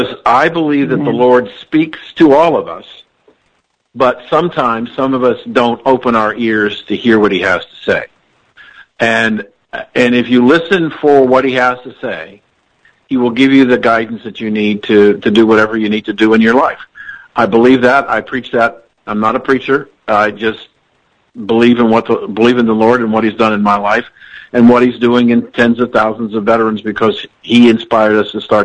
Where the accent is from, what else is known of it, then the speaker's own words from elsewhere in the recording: Columbus, Ohio, United States; I grew up in Columbus, Ohio